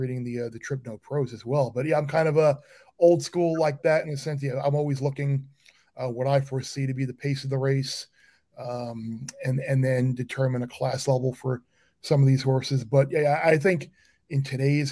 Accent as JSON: {"language": "English", "area": "Suffolk County, Long Island", "region": "New York", "country": "United States", "tie": "born or raised there", "said": "being a native Long Islander and growing up on Suffolk County"}